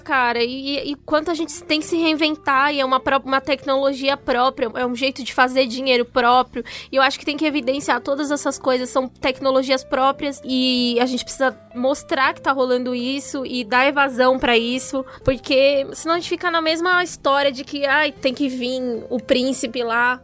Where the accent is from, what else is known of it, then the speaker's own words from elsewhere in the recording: São Paulo, Brazil; eu sou lá da Zona Sul